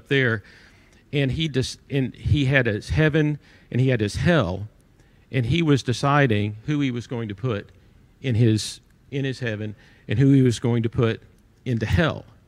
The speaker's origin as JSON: {"language": "English", "town": "Irving", "region": "Texas", "country": "United States", "tie": "born or raised there", "said": "I grew up in Irving, Texas"}